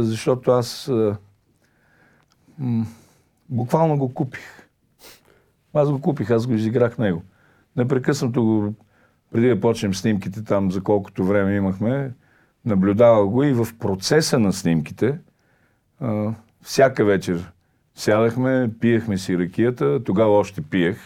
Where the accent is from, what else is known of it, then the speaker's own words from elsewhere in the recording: Shopluk, Bulgaria; аз съм шоп, е тук от едно съвсем близко селце Кривина, по майчина линия